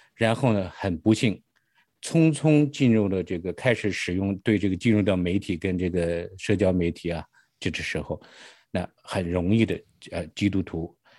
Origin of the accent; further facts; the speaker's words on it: Hebei, China; moved away as an adult; now in United States; 我是，呃，出，来自于中国大陆，出生在是河北，大概嗯哼。九八年的时候我来到了美国